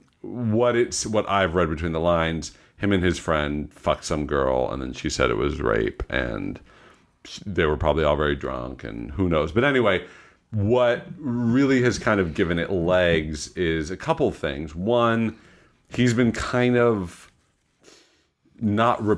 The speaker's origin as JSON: {"language": "English", "area": "Long Island", "region": "New York", "country": "United States", "tie": "born or raised there", "said": "we grew up knowing him in Long Island"}